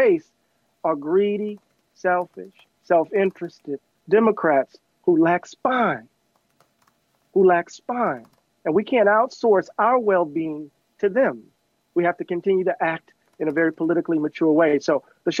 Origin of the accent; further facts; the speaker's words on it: Mississippi, United States; me growing up in Mississippi